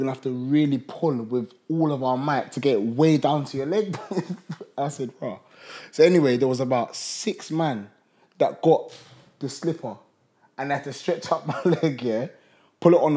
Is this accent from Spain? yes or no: no; United Kingdom; I'm actually a British boy